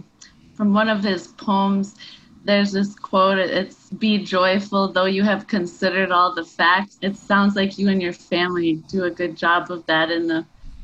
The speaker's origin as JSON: {"language": "English", "town": "Rochester", "region": "Michigan", "country": "United States", "said": "That's like right by Rochester, where I'm from."}